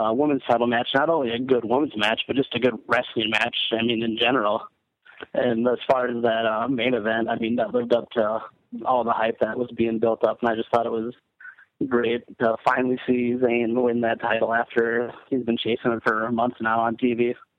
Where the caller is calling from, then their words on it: Minnesota, United States; calling from Minnesota.